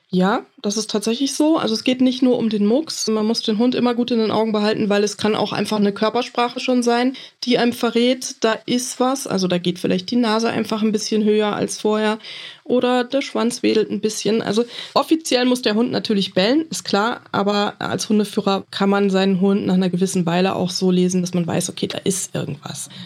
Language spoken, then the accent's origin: German; Flörsheim am Main, Hesse, Germany; Aus Flörsheim am Main, mitten im Rhein-Main-Gebiet.